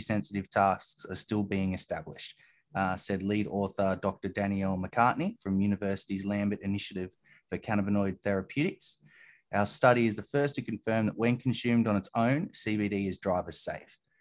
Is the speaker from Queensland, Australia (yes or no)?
no; New South Wales, Australia; In New South Wales, which is my home state